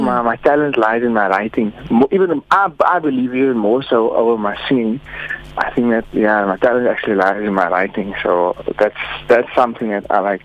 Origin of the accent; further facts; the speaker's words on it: Hermanus, Western Cape, South Africa; now in Cape Town, South Africa; currently based in Cape Town. Um, I'm from Hermanus